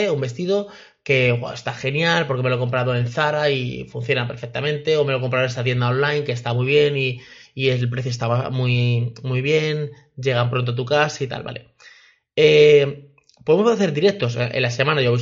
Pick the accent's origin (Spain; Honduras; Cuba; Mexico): Mexico; porque nunca tiene nada para, para mi país, porque yo soy de México y esta chica lo hace todo en Colombia